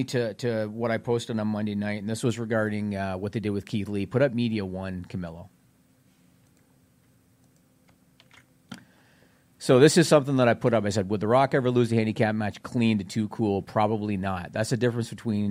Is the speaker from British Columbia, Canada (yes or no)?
no; Southern Ontario, Canada; I grew up in Southern Ontario, Canada